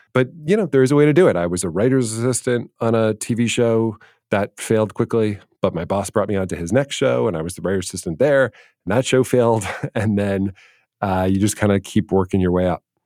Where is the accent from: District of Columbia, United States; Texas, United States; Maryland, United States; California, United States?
District of Columbia, United States; Washington; moved away as an adult; also born or lived in Los Angeles; I grew up in Washington, D C